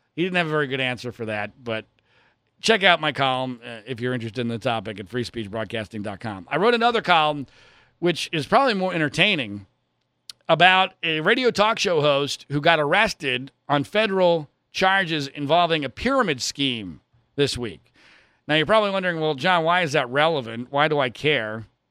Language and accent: English; Philadelphia, Pennsylvania, United States; I grew up in the suburbs of Philadelphia